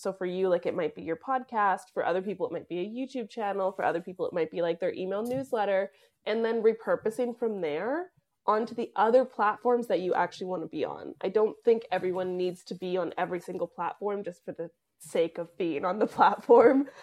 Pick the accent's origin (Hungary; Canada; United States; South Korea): Canada; moved away; I am a Canadian who ran away from Canada